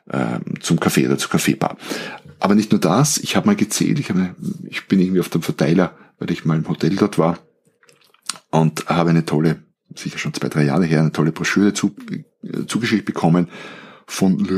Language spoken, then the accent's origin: German; Austria; aber bei uns in Österreich gibt es einen Skiort Obertauern